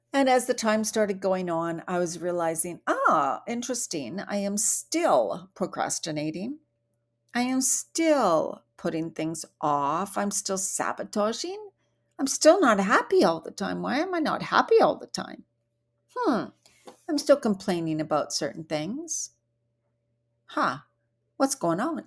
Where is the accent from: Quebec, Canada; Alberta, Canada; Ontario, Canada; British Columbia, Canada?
British Columbia, Canada; Vancouver Island; also born or lived in Bali; I come from Vancouver Island in Canada where the air is so fresh and clean